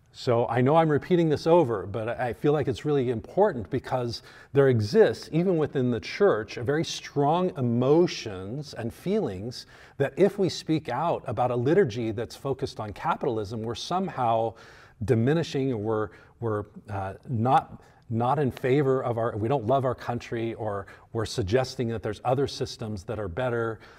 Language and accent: English; United States; we as American Christians